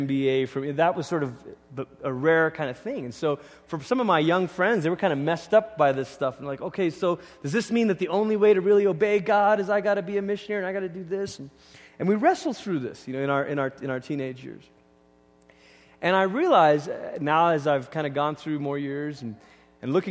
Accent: Malaysia; moved away as an adult; now in United States; I grew up in Malaysia

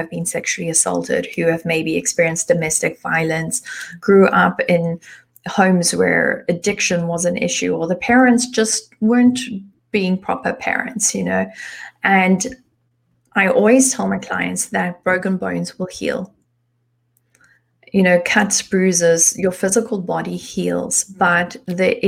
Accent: South Africa; moved away as an adult; now in Germany; I was born in South Africa, but I've been living in Germany for the past 12, almost 13 years.

